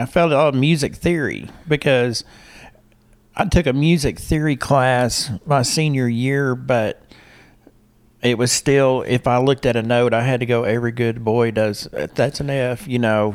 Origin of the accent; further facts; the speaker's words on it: Harrison, Arkansas, United States; moved away as an adult; also born or lived in Little Rock, Arkansas / Waco, Texas; Harrison, Arkansas. I grew up in Harrison.